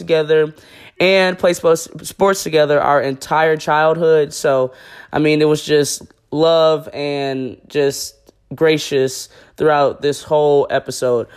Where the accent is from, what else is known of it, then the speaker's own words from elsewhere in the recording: Buffalo, New York, United States; my hometown, Buffalo, New York